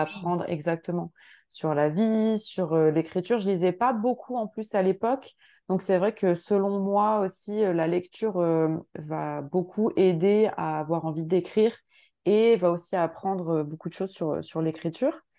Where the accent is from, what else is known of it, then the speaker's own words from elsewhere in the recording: France; now in Montreal, Canada; moi j'habite donc à Montréal, je suis française mais j'habite au Québec